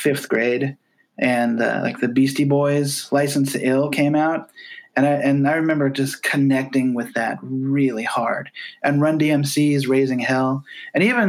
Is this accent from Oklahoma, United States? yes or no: no; Glenwood, Iowa, United States; also born or lived in Hamburg, Iowa / Omaha, Nebraska; now in Atlanta, United States; I grew up in Southwest Iowa, in a town called Glenwood. I was born in an even smaller town called Hamburg, Iowa